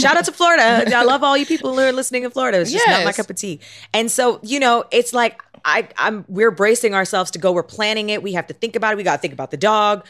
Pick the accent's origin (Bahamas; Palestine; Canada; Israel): Canada; now in United States; I am Canadian.